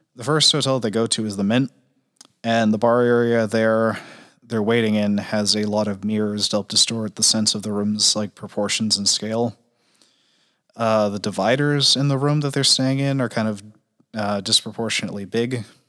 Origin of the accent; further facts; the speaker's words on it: New England, United States; I'm from New England.